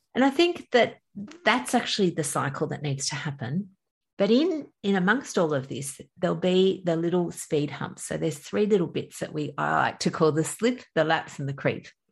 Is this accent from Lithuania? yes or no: no; Australia; accent: Australian; I'm from Australia. You can probably tell by my accent.